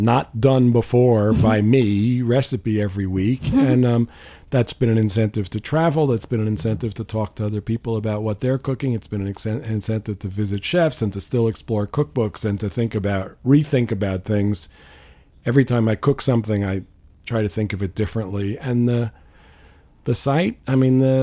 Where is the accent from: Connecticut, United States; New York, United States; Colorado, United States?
New York, United States; I grew up in New York